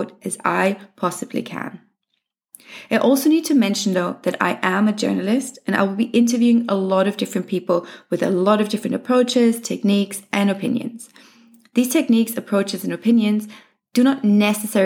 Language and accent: English; Germany; moved away as an adult; also born or lived in England / Australia; I was born in Germany, but spent most of my adult life living in England and Australia. I returned to Munich in 2019.